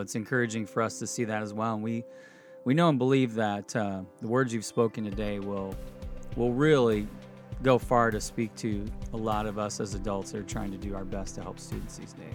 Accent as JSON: {"language": "English", "town": "Indianapolis", "region": "Indiana", "country": "United States", "tie": "born or raised there", "said": "I grew up in Indianapolis"}